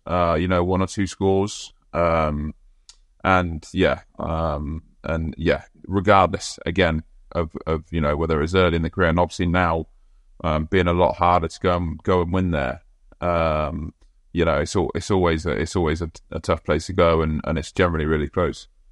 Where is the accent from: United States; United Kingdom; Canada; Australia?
United Kingdom; England; as an Englishman